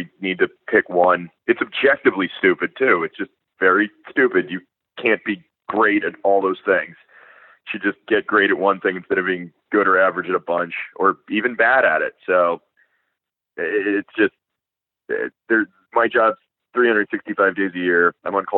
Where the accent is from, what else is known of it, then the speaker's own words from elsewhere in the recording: South Florida, United States; I'm from South Florida where everyone's Jewish